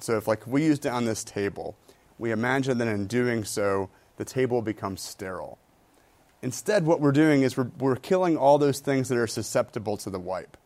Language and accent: English; Michigan, United States; moved away; I grew up in Michigan